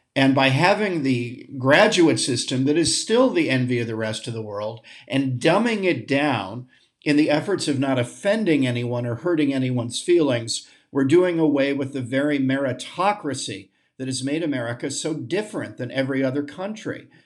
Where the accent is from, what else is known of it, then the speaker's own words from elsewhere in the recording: United States; as an American patriot